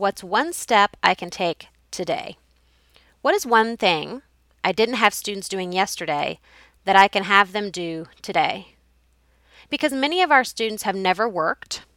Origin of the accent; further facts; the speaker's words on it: Carrollton, United States; my hometown of Carrollton